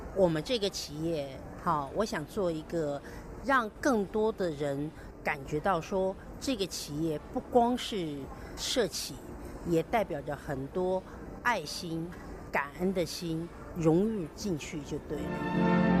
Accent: China; moved away as an adult; now in Taiwan; 我是从大陆来，我也算是大陆的女儿，台湾的媳妇

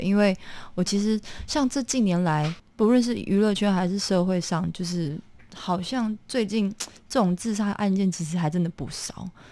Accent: Tainan, Taiwan; moved away; 台南仁德人

